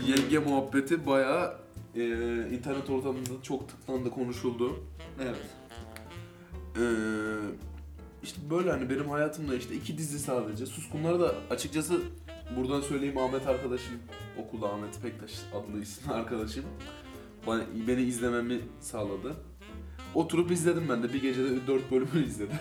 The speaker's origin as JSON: {"language": "Turkish", "region": "Ankara", "country": "Turkey", "tie": "born or raised there", "said": "yaklaşık 10-15 yıldır aynı semtin çocuklarıyız. Aynı şekilde büyüdük"}